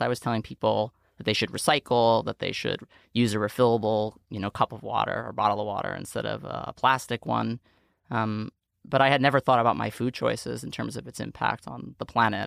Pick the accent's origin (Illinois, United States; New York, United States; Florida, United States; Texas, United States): New York, United States; New York City; I grew up in Staten Island, New York